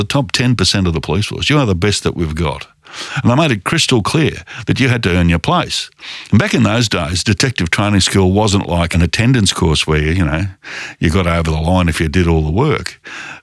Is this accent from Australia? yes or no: yes; Fremantle, Western Australia, Australia; English is a second language; also born or lived in Formia, Italy; I was 2 years old when we came to Australia. The funny part about it is, you know, as a five-year-old going to school, I couldn't speak English at all